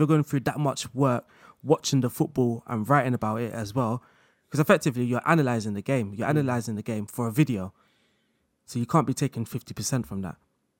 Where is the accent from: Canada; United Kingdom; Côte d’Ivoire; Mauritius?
United Kingdom; London; accent: London; I think obviously people kind of could tell from my background, through my voice and my accent. I had a more of a London accent then.